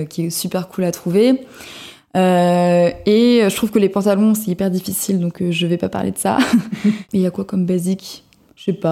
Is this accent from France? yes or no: yes; southern France, France; Mais je vous rappelle encore une fois que je viens euh, du sud de la France